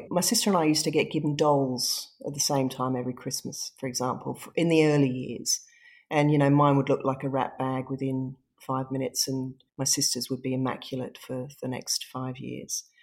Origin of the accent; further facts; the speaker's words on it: Singapore; also born or lived in England; was born in England. I was born in a snowy night at home I grew up in Singapore, so we left England when I was very young, very little.